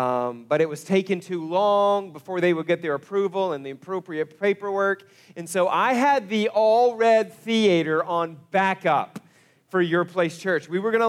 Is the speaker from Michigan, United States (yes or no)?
no; Broken Arrow, Oklahoma, United States; moved away as an adult; also born or lived in Kansas; we actually moved our family back to Northeast Oklahoma. I was born and raised in Broken Arrow, but we had moved away to Kansas.